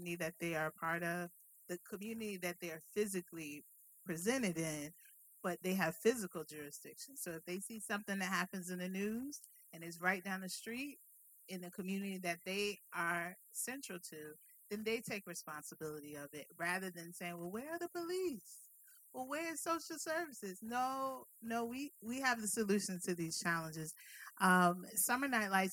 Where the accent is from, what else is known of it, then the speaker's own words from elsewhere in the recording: Richmond, Virginia, United States; being born and raised in Richmond